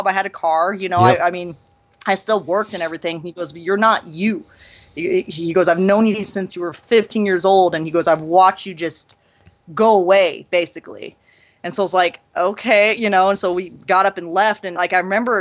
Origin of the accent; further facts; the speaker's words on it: San Andreas, California, United States; moved away; where I was born in Northern California. It's in the foothills of California. It's this little town called San Andreas, Calaveras County